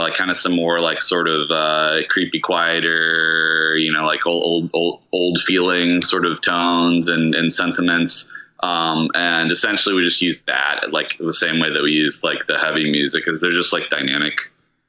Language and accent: English; Richmond, Virginia, United States; I grew up in Virginia